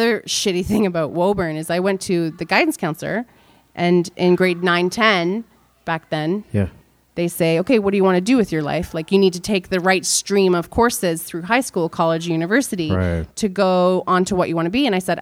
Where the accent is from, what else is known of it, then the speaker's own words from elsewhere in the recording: Toronto, Ontario, Canada; first language American Sign Language; English is a second language; moved away as an adult; now in Barrie, Canada; I grew up in Scarborough